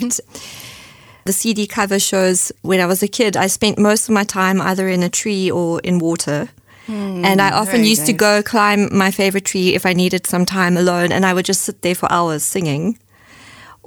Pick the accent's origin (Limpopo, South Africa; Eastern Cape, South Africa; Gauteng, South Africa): Gauteng, South Africa; Johannesburg; moved away as an adult; also born or lived in Cape Town, South Africa; now in Germany; When I was growing up in Johannesburg